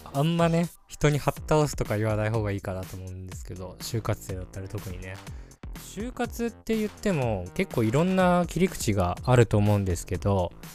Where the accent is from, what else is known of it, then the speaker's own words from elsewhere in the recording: Hokkaido, Japan; 僕は北海道出身